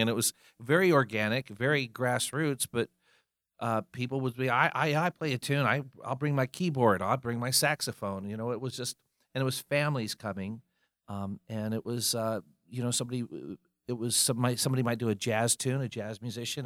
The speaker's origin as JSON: {"language": "English", "town": "Fayetteville", "region": "North Carolina", "country": "United States", "tie": "born or raised there", "also_born_or_lived": "Colorado", "moved": "as an adult", "lives_now": "Charlotte, United States", "said": "came back to North Carolina, but came to Charlotte instead of Fayetteville, where I grew up"}